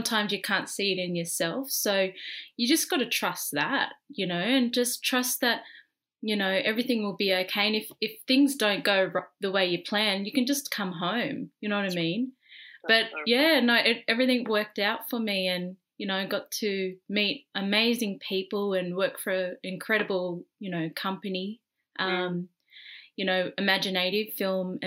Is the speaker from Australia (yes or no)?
yes; Australia; I'm fresh from Australia